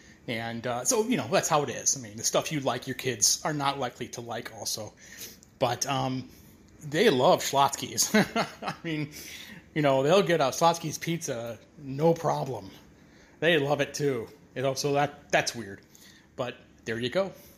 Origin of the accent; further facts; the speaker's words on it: Chicago, Illinois, United States; also born or lived in Houston; I grew up in Chicago